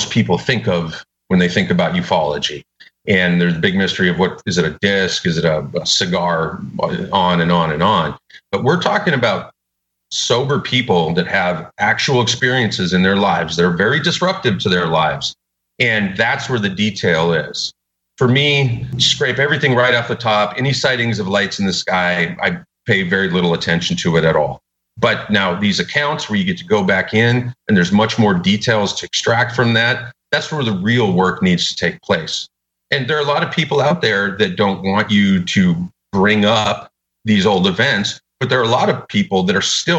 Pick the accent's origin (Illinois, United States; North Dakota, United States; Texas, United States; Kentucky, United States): North Dakota, United States; Minot; now in Austin, United States; when I was growing up in Minot